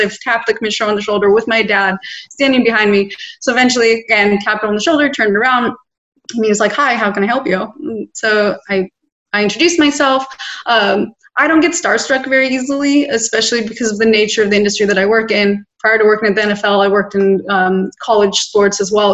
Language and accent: English; Los Angeles, California, United States; born and raised in Los Angeles